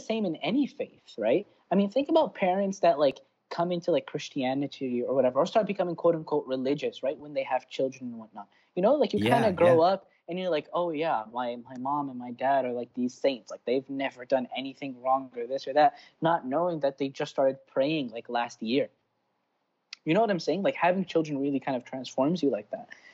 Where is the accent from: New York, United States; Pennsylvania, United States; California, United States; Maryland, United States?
Maryland, United States; Baltimore; I was born and raised in Baltimore